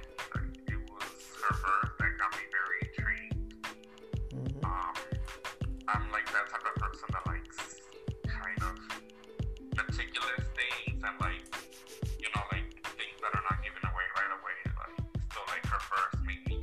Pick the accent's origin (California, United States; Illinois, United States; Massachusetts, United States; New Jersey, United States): Illinois, United States; Chicago; also born or lived in Morelos, Mexico; I grew up all my life here in Chicago